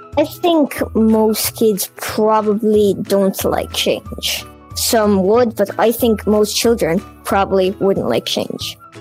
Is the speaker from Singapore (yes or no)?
no; Dublin, Leinster, Ireland; I'm nine this year and I'm from Dublin.